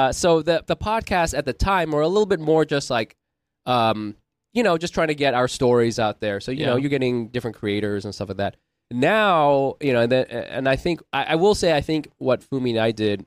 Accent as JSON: {"language": "English", "region": "California", "country": "United States", "said": "I'm from California"}